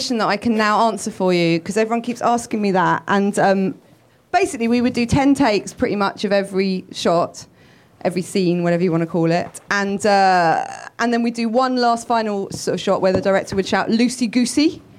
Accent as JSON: {"language": "English", "country": "United Kingdom", "said": "I'm British"}